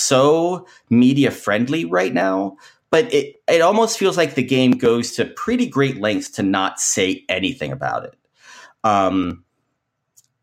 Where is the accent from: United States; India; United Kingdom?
United States; Kentucky; I grew up in Kentucky